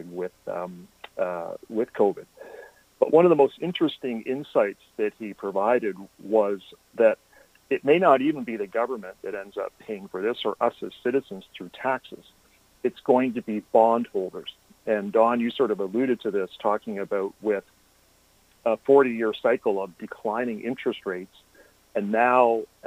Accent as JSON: {"language": "English", "country": "Canada", "said": "we're Canadian as well"}